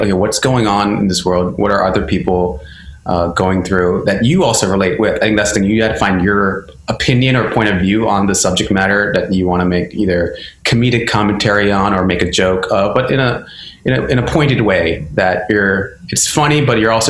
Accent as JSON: {"language": "English", "region": "Maryland", "country": "United States", "tie": "born or raised there", "moved": "yes", "lives_now": "New York, United States", "said": "growing up as a Indian, I think in my area, Maryland, it was semi-diverse"}